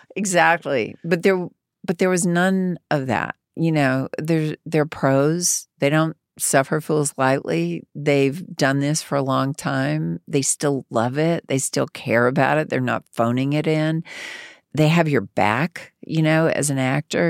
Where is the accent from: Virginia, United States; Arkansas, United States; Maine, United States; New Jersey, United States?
Arkansas, United States; moved away as an adult; a young girl from Arkansas